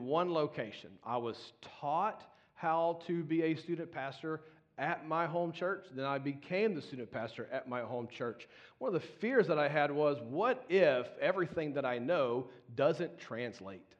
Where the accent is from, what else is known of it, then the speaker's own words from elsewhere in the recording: Baton Rouge, Louisiana, United States; moved away as an adult; was born and raised in Baton Rouge, Louisiana